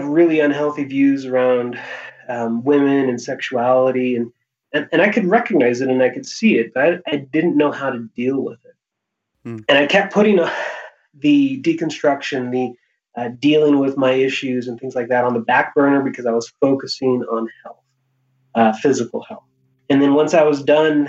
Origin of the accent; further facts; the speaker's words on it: Hawaii, United States; I was born and raised in Hawaii